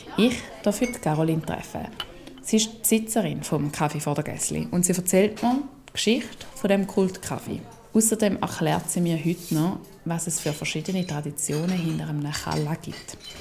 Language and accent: German; Schaffhausen, Switzerland; nach Schaffhausen. In die Stadt, wo ich aufgewachsen bin